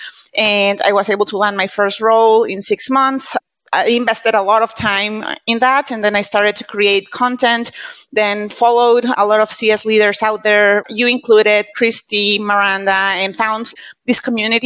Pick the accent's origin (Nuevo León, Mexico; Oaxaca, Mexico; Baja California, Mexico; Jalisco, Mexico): Nuevo León, Mexico; Monterrey; first language Spanish; English is a second language; I'm Mexican. I was born and raised in Monterrey, Mexico, with my mom and my family and everything